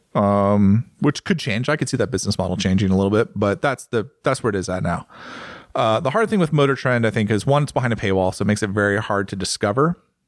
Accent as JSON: {"language": "English", "country": "United States", "said": "I'm obviously American"}